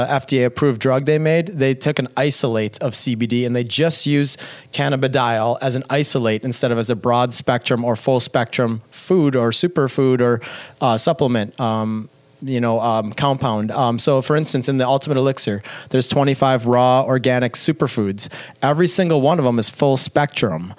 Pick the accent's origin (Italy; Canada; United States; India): United States; Madison, Wisconsin; She worked at the same hospital for 35 years, the same one I was born in Madison, Wisconsin, St. Mary's